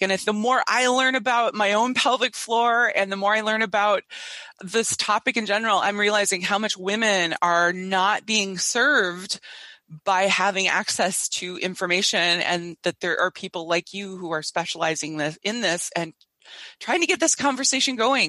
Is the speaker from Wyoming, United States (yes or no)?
no; Minnesota, United States; I come from Minnesota